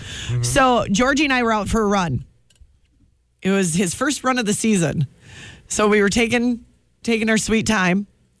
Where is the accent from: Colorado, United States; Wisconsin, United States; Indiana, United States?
Wisconsin, United States; Milwaukee; moved away; Growing up in Milwaukee, we never saw sandhill cranes, correct?